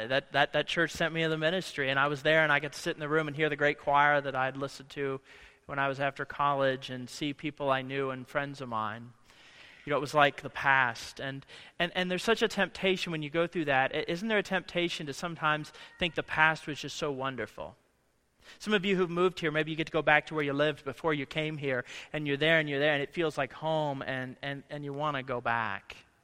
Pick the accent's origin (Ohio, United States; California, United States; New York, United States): Ohio, United States; moved away as an adult; This week I was at home from Monday morning through Thursday afternoon in Ohio with my family, and it's so interesting to be back in the place. I haven't lived since I was 21 years old, back in the same places